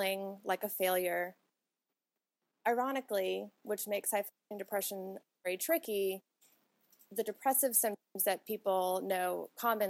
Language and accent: English; Boston, Massachusetts, United States; moved away as an adult; now in Austin, United States; I'm originally from Boston